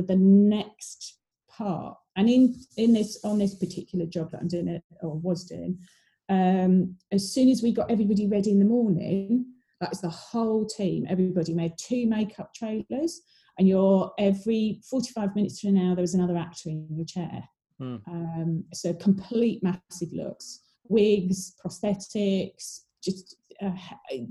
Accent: Ramsgate, South East England, United Kingdom; I grew up in Ramsgate down in Kent

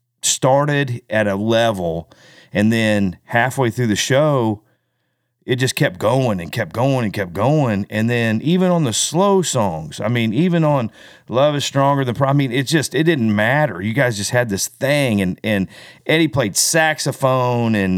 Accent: Kansas City, Missouri, United States; We're from Kansas City, so we're home

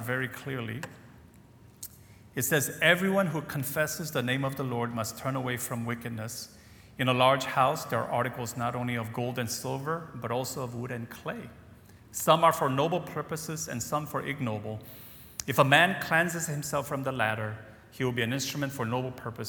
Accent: United States; moved away; growing up in the States, as I shared on Friday, my father was a pastor of a Korean-American church in Virginia

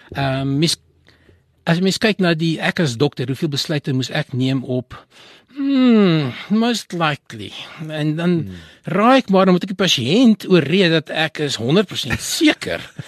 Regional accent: Johannesburg, Gauteng, South Africa; born or raised there

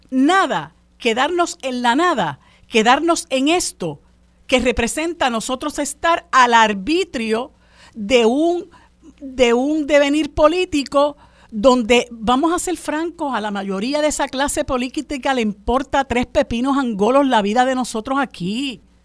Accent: Puerto Rico; todos como puertorriqueños

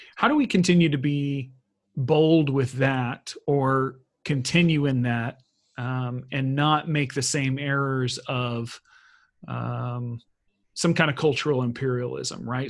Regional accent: Texas, United States; being American or Texan

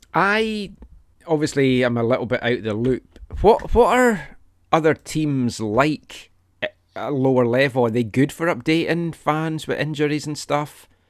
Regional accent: Glenrothes, Scotland, United Kingdom; We grew up in Glenrothes

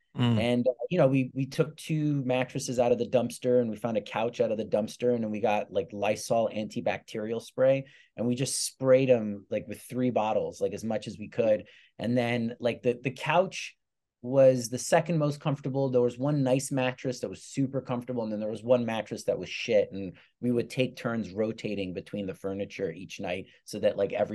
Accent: England, United Kingdom; born there; I have a British passport because I was born in England.

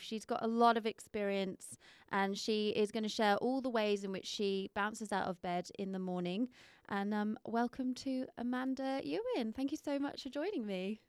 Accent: United Kingdom; moved away as an adult; now in Perth, Australia; I'm not from here, but I have lived here 10 years

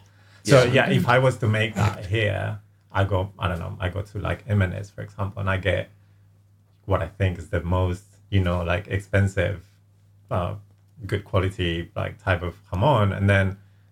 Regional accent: Spain; moved away as an adult; now in London, United Kingdom; as you've said before. I am surprisingly Spanish as well. Yeah, I grew up in Spain, but I've been living in London for about 10 years now. So this is what I call home now, I guess.

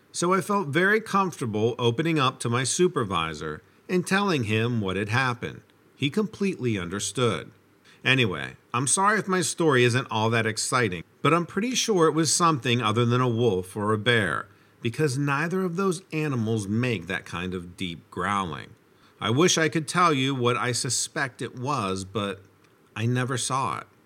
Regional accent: New York, United States; I was born in New York City and lived there until I was about 10 years old. My family moved to the South Shore of Long Island, New York, and I grew up there.

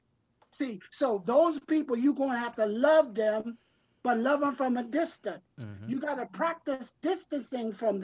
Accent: South Carolina, United States; I grew up in South Carolina, so we used to go in the creek and get the crab.

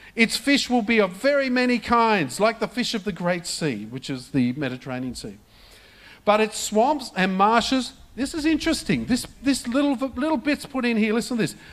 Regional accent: Australia; this is not the Australia that I grew up

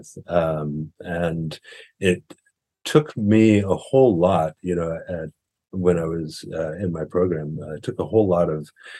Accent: St. Louis, Missouri, United States; moved away as an adult; also born or lived in Oakland, California / Bay Area, California; now in Santa Cruz, United States; I'm from the Midwest originally. I grew up in St. Louis, Missouri. And lived there for roughly the first half of my life at this point, and then moved to California about 24 years ago or so.

